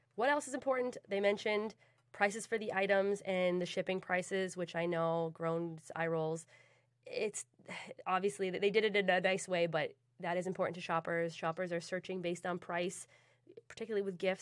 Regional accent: Boston, Massachusetts, United States; I'm from Boston

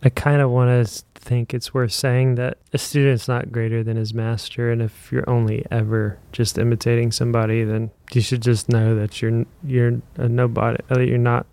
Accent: Indiana, United States; I'm from Indiana, and that means that I grew up playing basketball every day

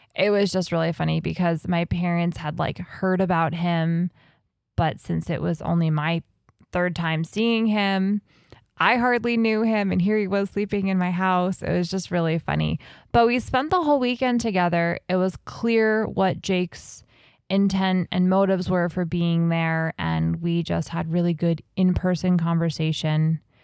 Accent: New Jersey, United States; So I grew up in New Jersey.

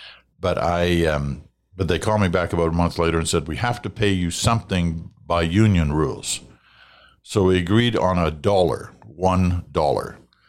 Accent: Brampton, Ontario, Canada; also born or lived in Montreal; Although I now live in the West, I was born in Montreal, grew up in Brampton, Ontario, along with short stays in Peterborough and London for schooling, and I'm extremely grateful for the 30 years I spent in the Toronto area.

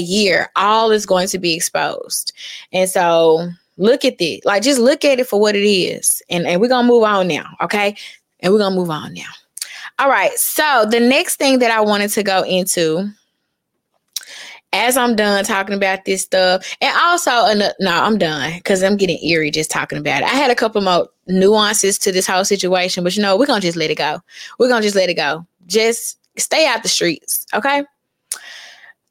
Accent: Memphis, Tennessee, United States; I'm from East Memphis

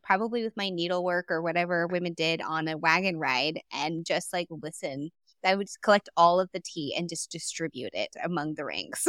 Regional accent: Texas, United States; I'm from Texas and this place is huge

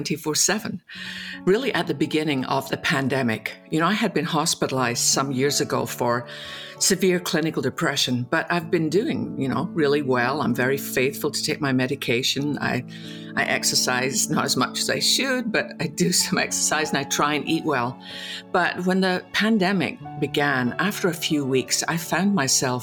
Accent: west coast of Scotland, United Kingdom; moved away as an adult; also born or lived in London; now in Dallas, United States; I was born in the west coast of Scotland, went to seminary in London, and then came over to America

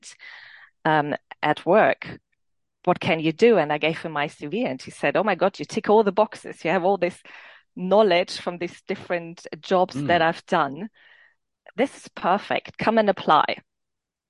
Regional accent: Landshut, Bavaria, Germany; English is a second language; moved away as an adult; also born or lived in Romania / Nuremberg, Germany / England; now in China; Then we moved to Landshut, where I then grew up, where I then stayed for the next 24 years, actually. So I grew up in Germany

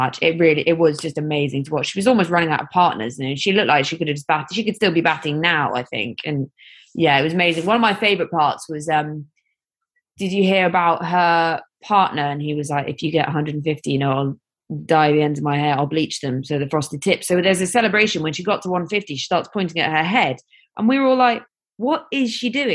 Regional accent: England, United Kingdom; as English people

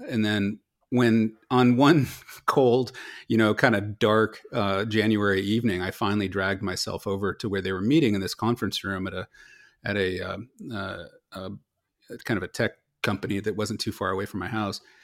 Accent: Silicon Valley, California, United States; also born or lived in Los Angeles / Philadelphia; I grew up here in Silicon Valley

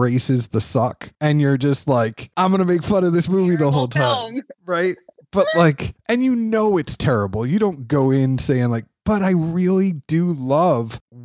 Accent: Boston, Massachusetts, United States; moved away; also born or lived in Kentucky; I'm from Boston

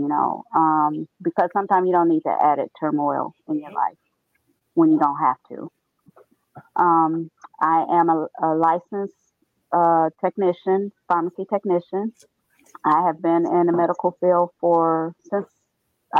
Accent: Gary, Indiana, United States; I grew up in a rough neighborhood in Gary, Indiana.

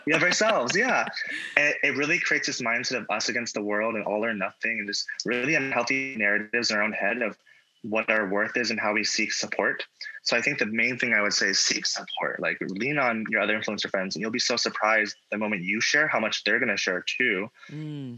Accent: Virginia, United States; moved away as an adult; now in Hawaii, United States; I'm from Virginia

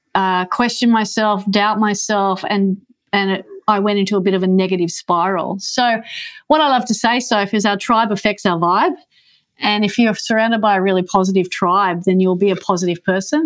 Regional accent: Manly, New South Wales, Australia; I grew up on Manly Beach.

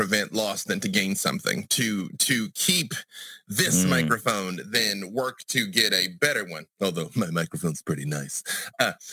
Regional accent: Arkansas, United States; also born or lived in Atlanta, Georgia; now in Burbank, United States; I'm from Arkansas, where the Klan is currently headquartered, White County, Arkansas. And I left Arkansas and went to Atlanta, Georgia

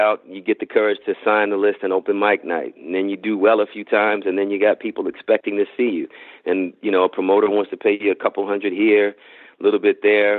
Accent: Reston, Virginia, United States; moved away as an adult; also born or lived in Ethiopia / Detroit, Michigan; I grew up in Reston, Virginia, a planned community

